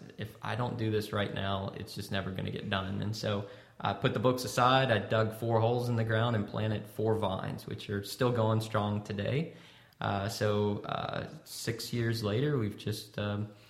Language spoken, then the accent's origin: English; Louisiana, United States; at the Kirkland Vineyard, we're from Louisiana